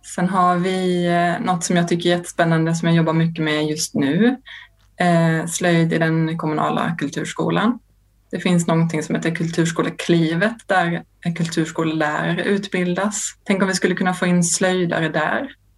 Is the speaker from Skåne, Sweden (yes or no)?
yes; Lund, Skåne, Sweden; Jag kommer från Lund där jag växte upp